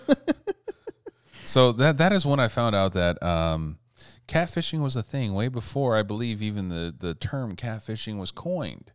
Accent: Montana, United States; I'm from Montana

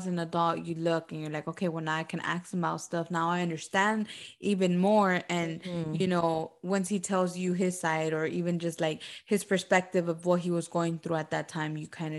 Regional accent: Homestead, Florida, United States; Homestead, because I was born and raised in Homestead.

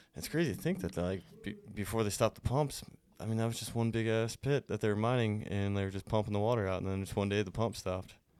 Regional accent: Whitehall, Montana, United States; moved away; I'm from Whitehall

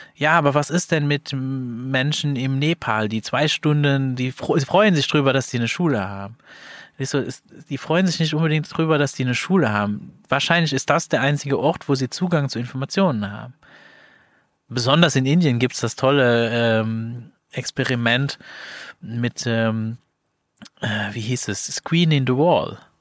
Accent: Luxembourg; moved away; als Luxemburger

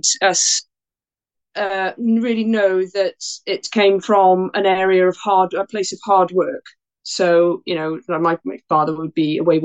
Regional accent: Porthcawl, Wales, United Kingdom; also born or lived in Bridgend, Wales; So I was born in Wales in a town called Bridgend, and brought up in a town called Porthcawl.

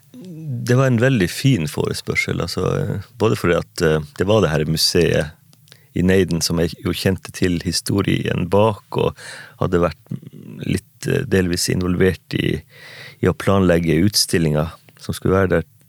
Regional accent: Manndalen, Troms, Norway; levd mine første år i barndomshjem og i hjembygda mi Mandalen, Olmaivegi

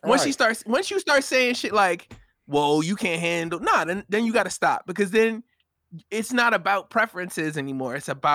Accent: New York, United States; And then I went to another side of town where I grew up in New York or whatever.

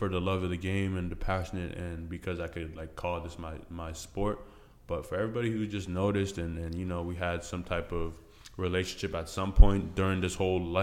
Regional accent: Burlington, Ontario, Canada; also born or lived in Benue State, Nigeria; I was born in Nigeria, Lafayette. Benue State, moved to Canada when I was 6 years old, grew up in Burlington.

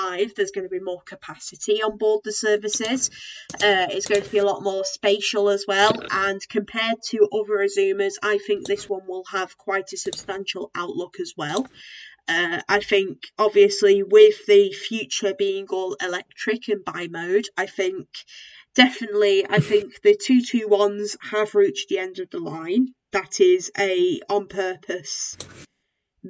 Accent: the Northwest, North West England, United Kingdom; we're both from the Northwest

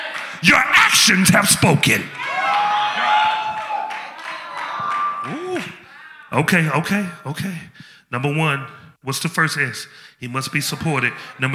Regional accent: Memphis, Tennessee, United States; I'm from Memphis, we do a slow down there.

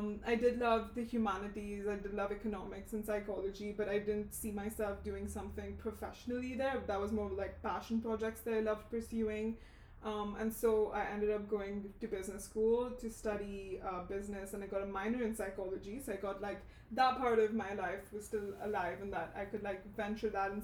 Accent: Dubai, United Arab Emirates; also born or lived in Mumbai, India; now in New York City, United States; So I was born in Mumbai, India. I moved to Dubai, the UAE, when I was 3 years old. So Dubai is home for me. That's kind of where I grew up.

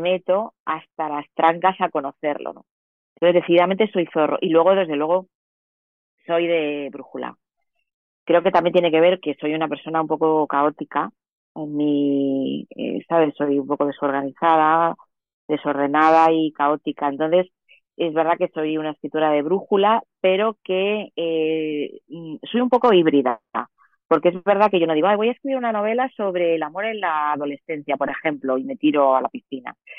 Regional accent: Madrid, Community of Madrid, Spain; yo soy madrileña, soy de ciudad

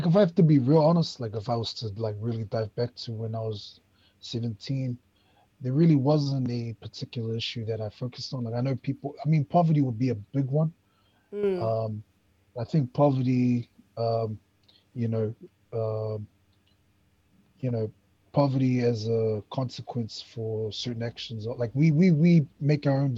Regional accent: Auckland, New Zealand; moved away as an adult; also born or lived in Flat Bush; now in Waikato, New Zealand; born and bred in Manurewa, South Auckland

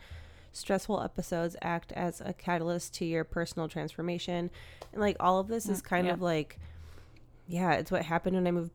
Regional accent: United States; my most Eastern line that goes through my hometown and Chicago and Milwaukee, like I live pretty much on Lake Michigan, or I'm from like on Lake Michigan.

